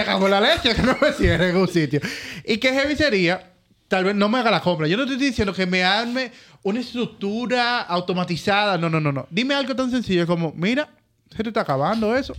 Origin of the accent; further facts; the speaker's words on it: Dominican Republic; nosotros como República Dominicana